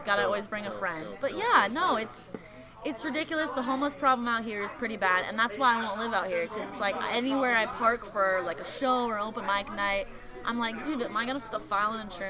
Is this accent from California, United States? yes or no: yes; Thousand Oaks, California, United States; Yeah, I'm from Cali. Born and raised in Ventura County, though. That's where I live now.